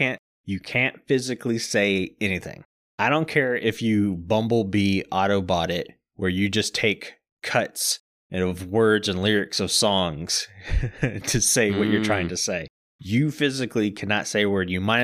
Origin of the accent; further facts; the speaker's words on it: Deep South, United States; I find that funny because I'm from the Deep South and I can't speak in a deep Southern accent for more than 2 seconds.